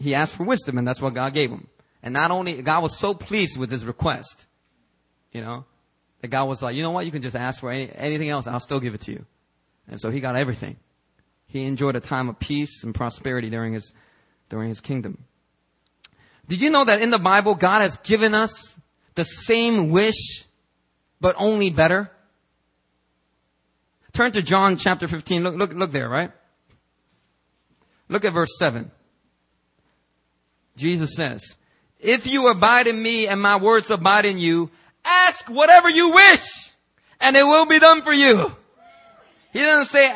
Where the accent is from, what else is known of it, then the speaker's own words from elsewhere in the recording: Philadelphia, Pennsylvania, United States; now in South Korea; I grew up in Philadelphia, and we didn't have that much money